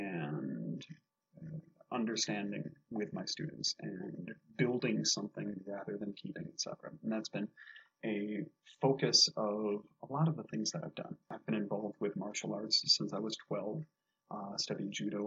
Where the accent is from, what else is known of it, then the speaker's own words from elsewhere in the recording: Michigan, United States; growing up in Michigan